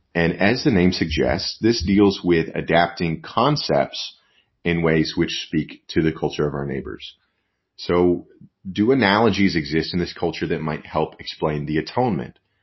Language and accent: English; West Texas, United States; moved away; also born or lived in New York; I grew up in out in West Texas